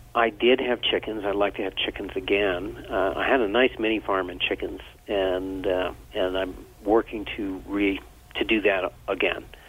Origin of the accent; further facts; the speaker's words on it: Vermont, United States; I grew up in Vermont